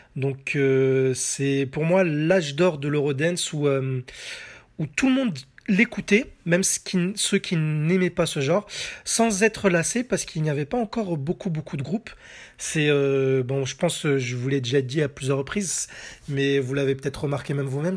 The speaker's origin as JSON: {"language": "French", "country": "France", "said": "chez nous en France"}